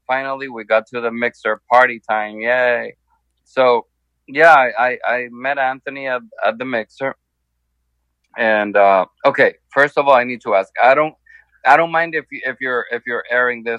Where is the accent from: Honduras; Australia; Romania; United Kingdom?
Honduras; now in Miami, United States; my home country, Honduras.